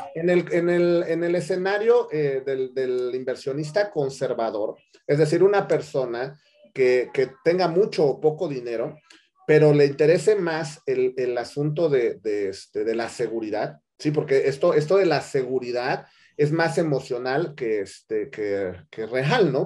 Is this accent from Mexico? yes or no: yes; Mexico; nosotros como mexicanos